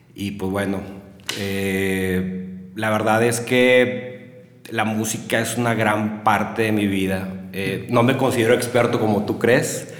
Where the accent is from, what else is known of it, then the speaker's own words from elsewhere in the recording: Monterrey, Nuevo León, Mexico; moved away as an adult; now in Saltillo, Mexico; yo nací en Monterrey un 27 de julio de 1978